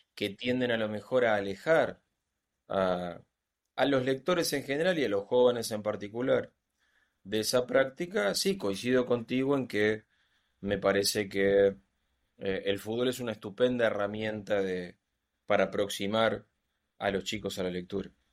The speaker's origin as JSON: {"language": "Spanish", "country": "Argentina", "said": "aquí en Argentina tenemos una tradición de cuentistas"}